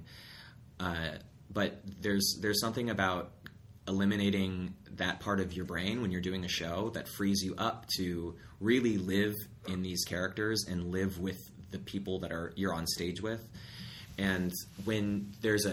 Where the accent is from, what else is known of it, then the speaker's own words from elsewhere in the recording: Black Diamond, Washington, United States; also born or lived in Ithaca, New York; now in Seattle, United States; I grew up in Black Diamond, Washington